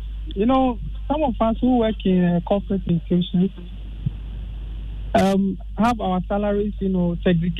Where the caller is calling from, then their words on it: Tema, Greater Accra, Ghana; Tema Free Zones.